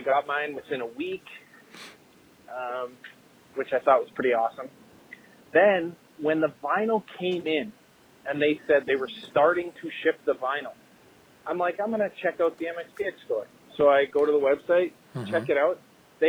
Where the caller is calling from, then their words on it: Saskatchewan, Canada; I'm listening from Saskatchewan. I like you guys' show. I don't know anyone else well who's listening from Saskatchewan.